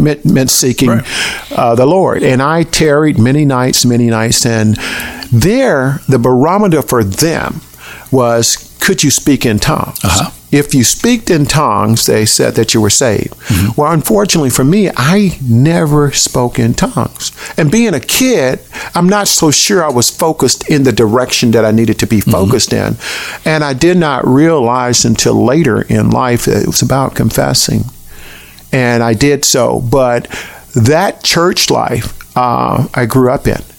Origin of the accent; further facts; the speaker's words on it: Tallahassee, Florida, United States; moved away as an adult; also born or lived in Jacksonville, Florida; I grew up in Allen Subdivision, which is the, university, was, uh, the subdivision that's south of the Capitol